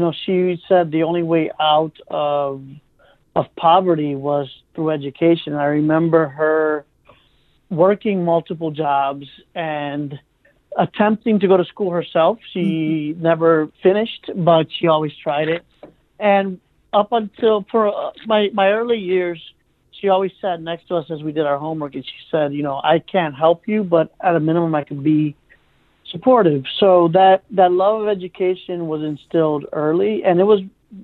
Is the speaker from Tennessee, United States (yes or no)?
no; Cleveland, Ohio, United States; I came to Cleveland in the early 80s at the age of five with my mom and brother.